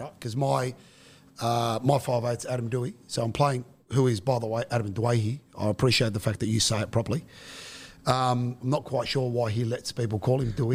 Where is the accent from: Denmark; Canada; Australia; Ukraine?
Australia; Guildford, New South Wales; I'm the son of Western suburbs immigrants, you know, I grew up in Guildford, went to school in Granville and Westmead.